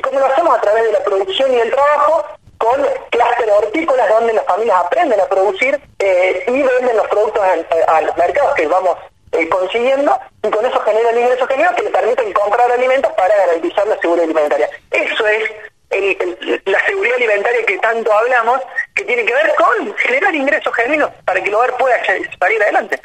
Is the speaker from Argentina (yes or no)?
yes; Río Cuarto, Córdoba, Argentina; moved away; tres somos de Córdoba, somos de Córdoba.